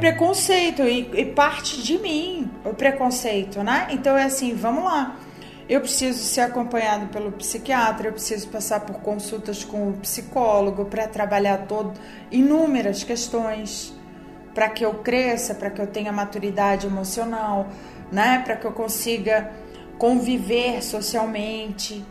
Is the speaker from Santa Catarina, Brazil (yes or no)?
yes; Santa Catarina, Brazil; moved away; eu venho do, do estado de Santa Catarina